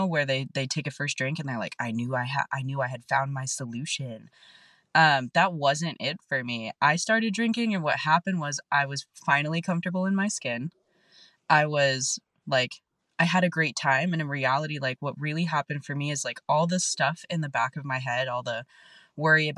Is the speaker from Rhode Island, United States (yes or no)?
no; National City, California, United States; And I grew up in South San Diego. I grew up in National City.